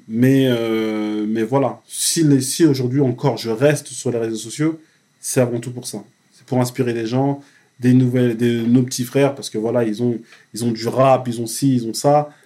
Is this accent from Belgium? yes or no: no; France; also born or lived in Cameroon; mon pays d'origine, la France